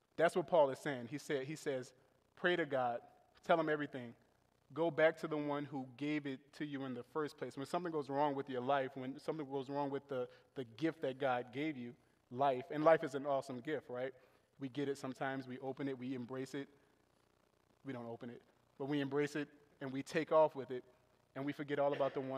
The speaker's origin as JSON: {"language": "English", "town": "New Orleans", "region": "Louisiana", "country": "United States", "tie": "born or raised there", "moved": "yes", "lives_now": "Buffalo, United States", "said": "I was raised in New Orleans, Louisiana"}